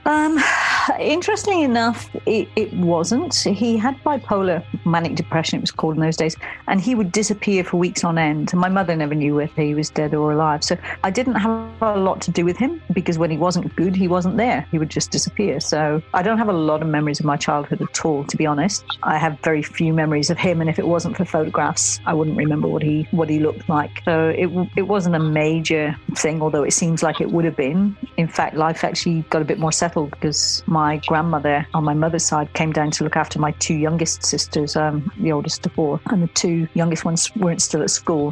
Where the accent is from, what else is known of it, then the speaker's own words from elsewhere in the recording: Somerset, South West England, United Kingdom; I grew up in Somerset